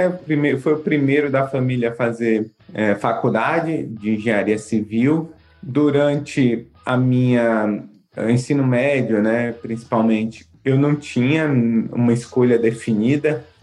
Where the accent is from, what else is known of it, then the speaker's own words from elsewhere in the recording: Salvador, Bahia, Brazil; also born or lived in Minas Gerais; Morei assim, em algumas cidades de Minas, do interior da Bahia.